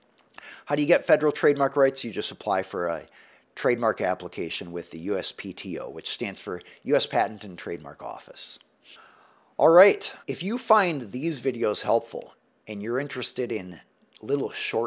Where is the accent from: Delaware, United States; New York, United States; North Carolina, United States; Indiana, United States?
Delaware, United States; They're from Ohio. I'm from Delaware.